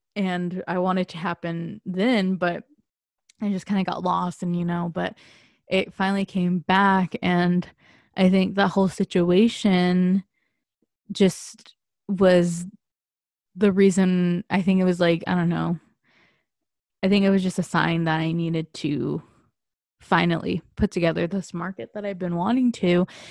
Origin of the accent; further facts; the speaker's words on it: San Diego, California, United States; moved away as an adult; I moved away from San Diego